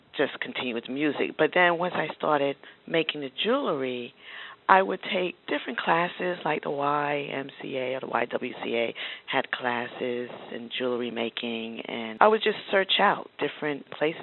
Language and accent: English; New York City, New York, United States; I grew up in Queens, and my parents were artists